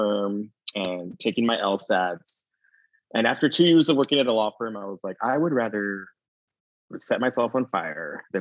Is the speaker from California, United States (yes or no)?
no; Arizona, United States; also born or lived in Los Angeles, United States; now in Palm Springs, United States; I'm from Arizona. I grew up in a little border town in Arizona